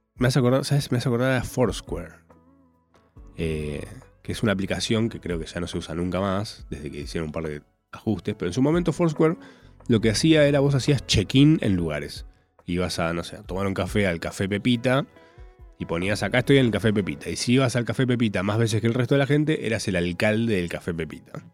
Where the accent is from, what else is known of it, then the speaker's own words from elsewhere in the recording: Córdoba, Argentina; moved away; yo soy cordobés.